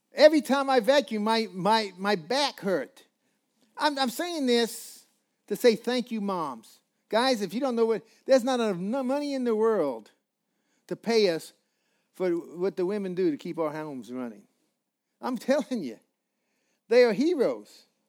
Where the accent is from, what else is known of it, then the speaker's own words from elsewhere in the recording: Colorado, United States; I'm from Colorado